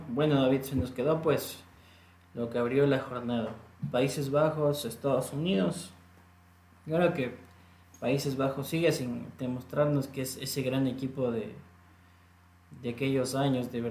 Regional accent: Ecuador; creo que demostró lo que para nosotros como selección ecuatoriana de fútbol nos falta ante Senegal

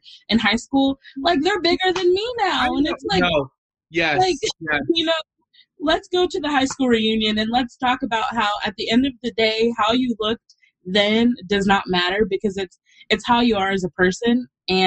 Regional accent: Texas, United States; moved away as an adult; also born or lived in New York; I'm from Texas. I moved to New York to go to college where I knew nobody

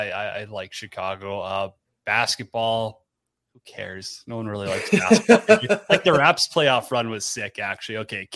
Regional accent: Canada; being a Canadian

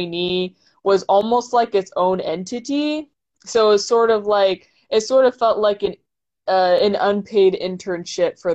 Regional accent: New Hampshire, United States; I grew up in New Hampshire

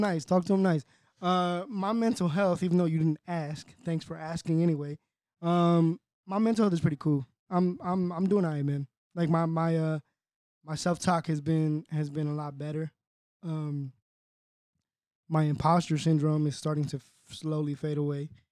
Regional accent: Fontana, California, United States; also born or lived in Cali, Colombia; I grew up in Southridge

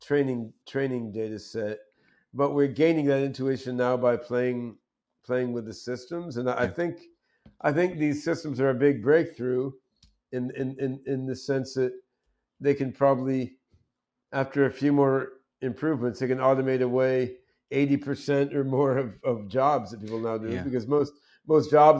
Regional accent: suburban New Jersey, United States; also born or lived in Brazil / Eugene, Oregon; I was growing up in suburban New Jersey

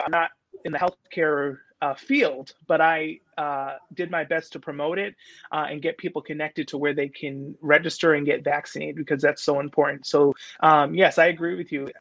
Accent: New Bedford, Massachusetts, United States; I grew up right here on Purchase Street

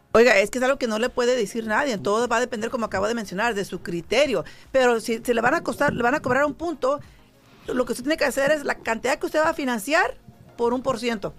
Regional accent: San Jose, California, United States; moved away as an adult; now in Las Vegas, United States; yo soy de la, de la Bay Area, San José, California, y yo me vine para acá, para Las Vegas, yo solita

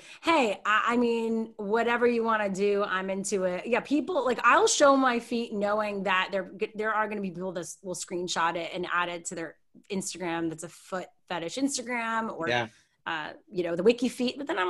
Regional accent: Canada; moved away as an adult; now in Los Angeles, United States; But I'm Canadian, I'm a proud Canadian, more now than I ever have before.

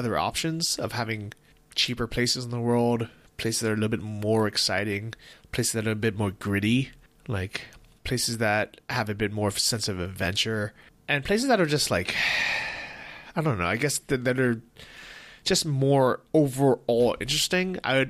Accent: United States; as an American

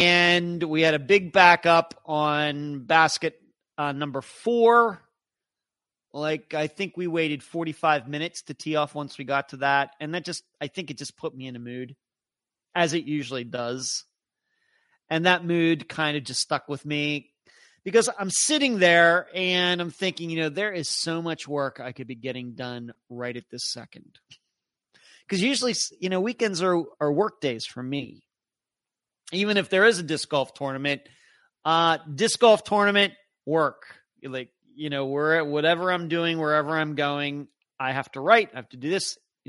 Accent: Ohio, United States; Irish heritage in my maternal ancestry, and it's definitely in my bucket list to visit my lifetime. I'm from Ohio.

